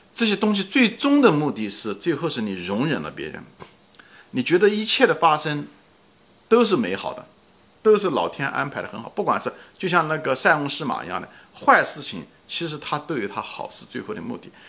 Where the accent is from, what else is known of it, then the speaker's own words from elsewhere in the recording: Ma'anshan, Anhui, China; 地球、太平洋、中国、华东、安徽、马鞍山， 嗯， 马鞍山山， 山区某一个地方